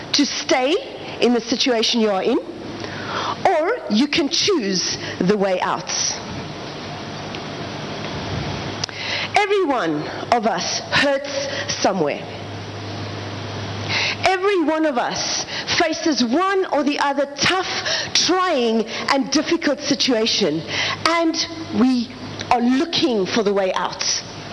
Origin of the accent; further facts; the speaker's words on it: South Africa; I am from South Africa